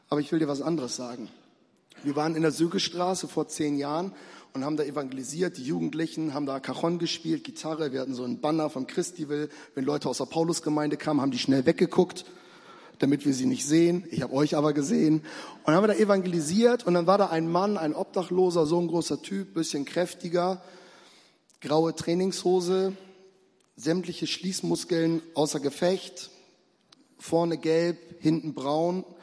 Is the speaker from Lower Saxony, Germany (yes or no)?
yes; Lower Saxony, Germany; ich komme eigentlich so aus Richtung Hannover, da liegt ein allerkleines Dorf drumherum und das ist ein Dorf, da setze ich nie wieder einen Fuß rein.